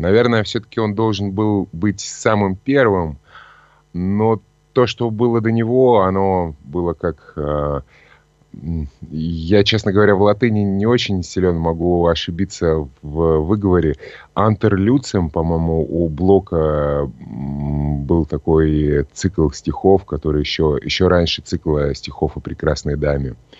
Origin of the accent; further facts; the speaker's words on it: Novokuznetsk, Kemerovo Oblast, Russia; moved away as an adult; also born or lived in Novosibirsk; now in Saint Petersburg, Russia; я родился в Новокузнецке, это Кемеровская область. Потом э, жил в Новосибирске некоторое время